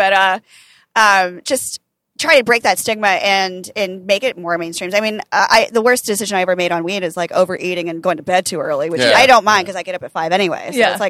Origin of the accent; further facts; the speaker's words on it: Pennsylvania, United States; I grew up in Pennsylvania. Amish was like my neighbors.